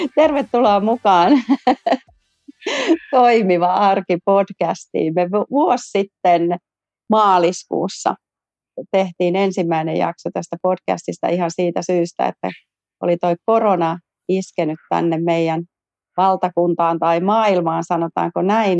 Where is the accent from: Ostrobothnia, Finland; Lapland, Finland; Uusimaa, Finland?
Uusimaa, Finland; Järvenpää; mä oon järvenpääläinen yrittäjä